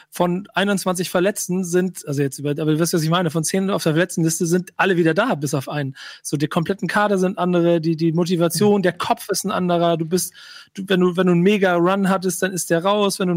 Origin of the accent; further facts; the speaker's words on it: Bremen, Germany; Denn natürlich bin ich jetzt als Bremer direkt davon befallen